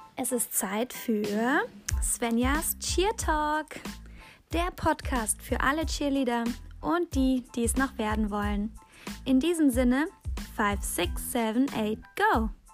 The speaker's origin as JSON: {"language": "German", "town": "Aachen", "region": "North Rhine-Westphalia", "country": "Germany", "tie": "born or raised there", "moved": "yes", "said": "Ich bin aus Aachen weggezogen."}